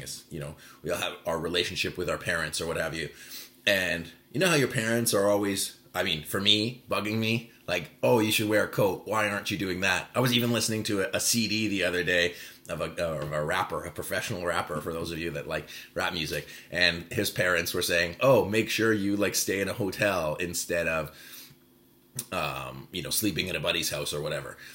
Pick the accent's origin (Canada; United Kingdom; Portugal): Canada; Vancouver, British Columbia; born and raised in Vancouver